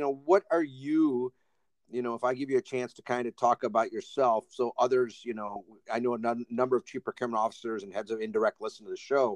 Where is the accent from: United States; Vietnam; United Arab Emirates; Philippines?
United States; outside of Detroit, Michigan; now in Atlanta, United States; I grew up outside of Detroit